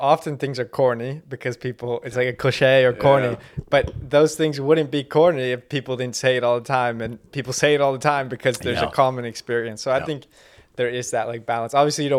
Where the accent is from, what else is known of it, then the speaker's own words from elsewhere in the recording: Canada; I'm Canadian.